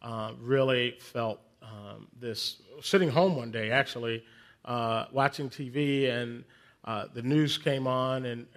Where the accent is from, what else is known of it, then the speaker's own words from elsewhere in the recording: Philadelphia, Pennsylvania, United States; now in Atlanta, United States; I live in Atlanta now, but I'm originally from Philadelphia. And I'm a Philadelphian who grew up as a Dallas Cowboys fan.